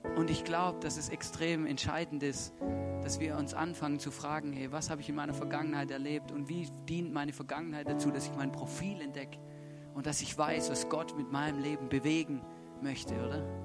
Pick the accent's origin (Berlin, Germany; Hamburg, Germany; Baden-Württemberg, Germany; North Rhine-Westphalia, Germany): Baden-Württemberg, Germany; Stuttgart; moved away as an adult; now in Austria; ich bin aufgewachsen in Stuttgart